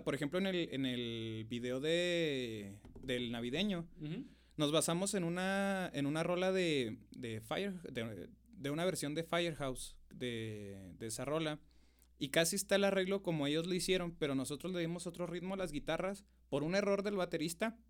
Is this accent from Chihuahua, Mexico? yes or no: yes; Namiquipa, Chihuahua, Mexico; now in Chihuahua, Mexico; Soy del maravilloso rancho de Namiquipa, oiga. sí, soy de Namiquipa, este, del terrero Namiquipa